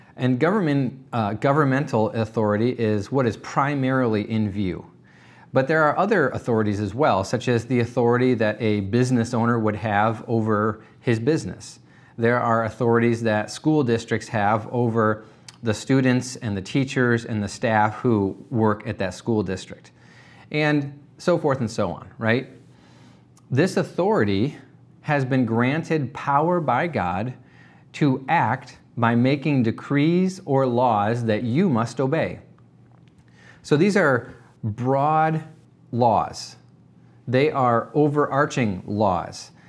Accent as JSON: {"language": "English", "country": "United States", "said": "as American Christians"}